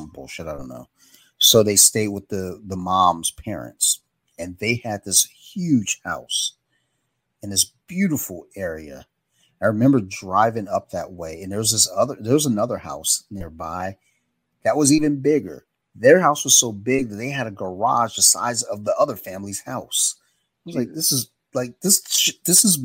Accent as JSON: {"language": "English", "town": "Columbia", "region": "Maryland", "country": "United States", "tie": "born or raised there", "said": "Maryland's very bizarre, especially where I grew up in Columbia"}